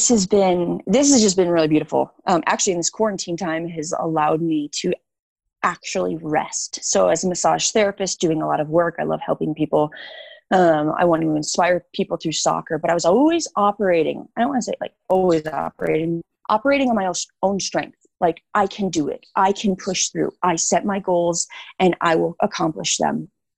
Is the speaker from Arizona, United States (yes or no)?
no; Illinois, United States; Illinois. So Chicago suburbs.